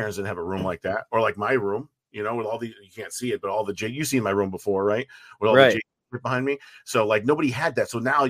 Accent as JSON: {"language": "English", "town": "Wallingford", "region": "Connecticut", "country": "United States", "tie": "born or raised there", "also_born_or_lived": "St. Petersburg, Florida", "said": "So the town here is called Wallingford, but it's right next to New Haven, Connecticut. Most people will recognize that. Okay. So grew up here my whole life. I moved to Florida in 2000 to 2002 for work. I was in St. Petersburg."}